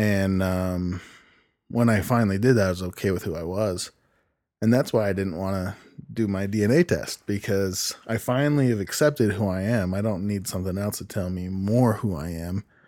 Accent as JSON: {"language": "English", "region": "Idaho", "country": "United States", "tie": "born or raised there", "also_born_or_lived": "California / Utah / Cache Valley, Utah", "said": "I was raised in Idaho and Utah mainly with my mom."}